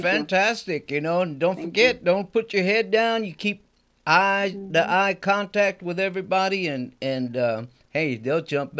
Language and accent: English; Houston, Texas, United States; I'm not born in Mexico. I'm born in Houston, Texas.